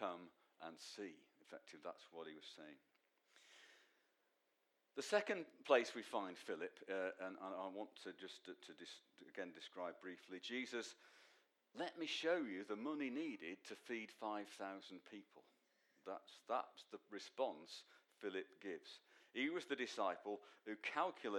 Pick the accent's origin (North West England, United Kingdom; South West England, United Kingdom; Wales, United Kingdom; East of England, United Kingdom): North West England, United Kingdom; Manchester; from Manchester, son of Len